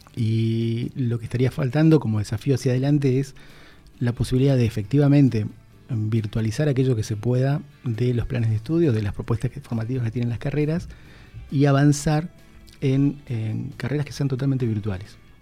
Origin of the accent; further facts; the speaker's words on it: Posadas, Misiones, Argentina; also born or lived in Oberá; Nací en la ciudad de Oberá. Ah, obereño. Eh, soy obereño, em, tengo mi familia en Oberá, gran parte de mi familia en Oberá, pero viví toda, toda mi vida en Posadas